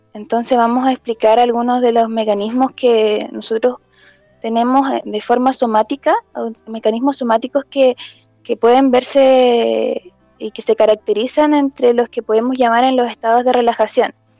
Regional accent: Coquimbo, Chile; yo vivo en Coquimbo, en soy de Valle, pero vivo en Coquimbo, en la ciudad de Coquimbo

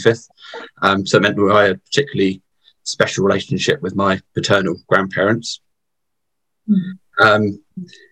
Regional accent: Southampton, South East England, United Kingdom; I was brought up in the Plymouth Brethren Christian Church in Southampton, so we're on the south coast of the UK

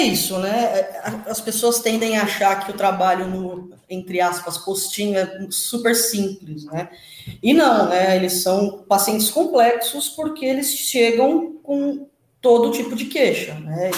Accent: São Paulo, Brazil; Eu sou de São Paulo e moro em São Paulo e trabalho em São Paulo

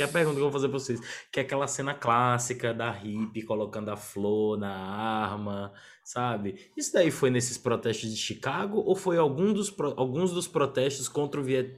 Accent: Northeast Region, Brazil; lá no Nordeste, na minha terra

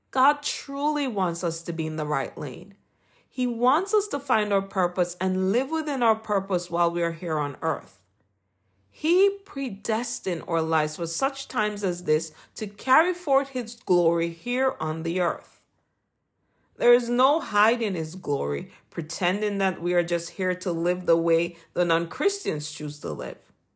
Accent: Jamaica; accent: Jamaican; my Jamaican accent

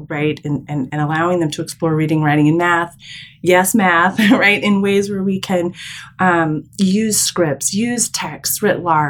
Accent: Michigan, United States; also born or lived in New York City; I was born in Michigan. So I'm the only child of my entire extended family born in the Midwest

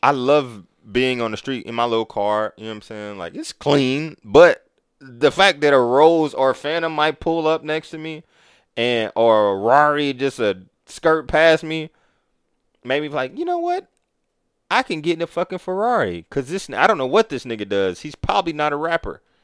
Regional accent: Kansas City, Missouri, United States; now in Atlanta, United States; I'm from Kansas City.

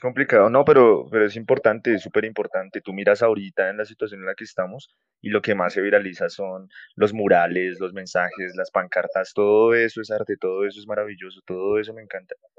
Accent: Bogotá, Colombia; moved away as an adult; now in Sopó, Colombia; soy de Bogotá, pero actualmente estoy viviendo fuera de la ciudad. Estoy viviendo en un municipio que se llama Sopó.

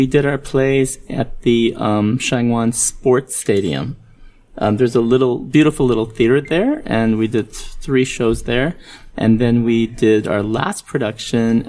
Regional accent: Montreal, Quebec, Canada; moved away as an adult; also born or lived in Mumbai, India; now in South Korea; So, I was originally born in Mumbai, India, but we moved to Montreal, Canada when I was a little boy. So, I grew up in Montreal, Canada

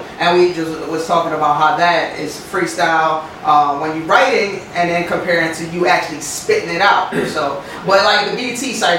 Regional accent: East Coast, United States; moved away; I'm from the East Coast

